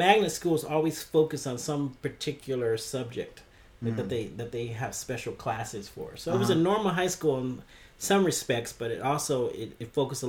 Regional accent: San Diego, California, United States; now in Tokyo, Japan; I grew up in San Diego.

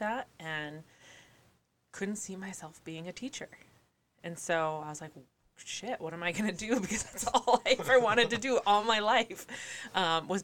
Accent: Minot, North Dakota, United States; born or raised there

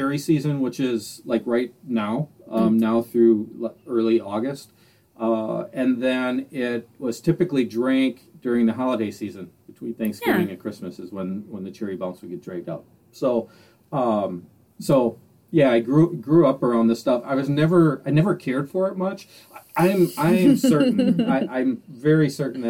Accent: Southern Door County, Wisconsin, United States; I grew up in Southern Door County, around cherry orchards.

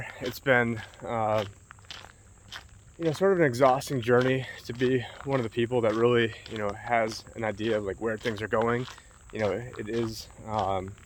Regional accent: near Warners, New York, United States; Greetings from the Erie Canal in Warners, New York right now, which is not too far away from my hometown.

